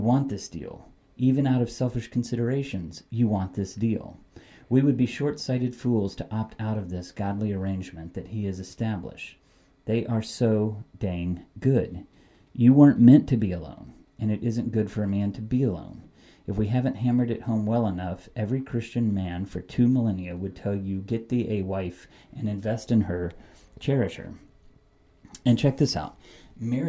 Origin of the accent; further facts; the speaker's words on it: United States; as American consumers